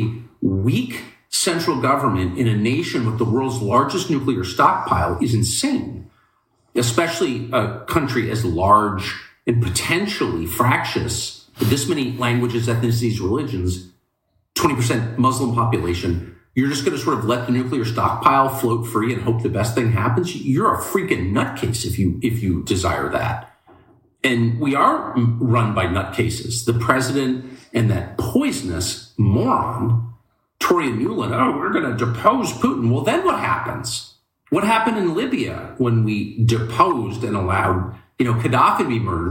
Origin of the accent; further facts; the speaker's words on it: La Jolla, California, United States; I'm from La Jolla, California